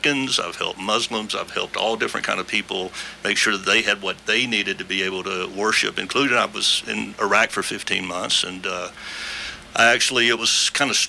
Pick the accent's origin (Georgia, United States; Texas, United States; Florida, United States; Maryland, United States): Georgia, United States; Atlanta; moved away; I'm from Atlanta originally, and my family was from North Carolina mountains and Atlanta